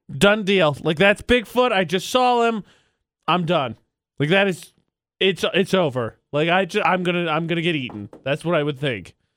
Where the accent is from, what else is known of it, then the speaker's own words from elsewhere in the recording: Indiana, United States; my hometown, my home state of Indiana.